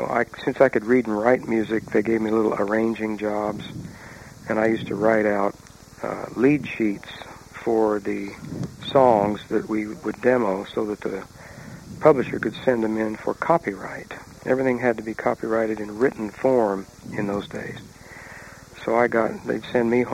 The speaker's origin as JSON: {"language": "English", "region": "Oklahoma", "country": "United States", "tie": "born or raised there", "moved": "as an adult", "said": "I grew up in Oklahoma"}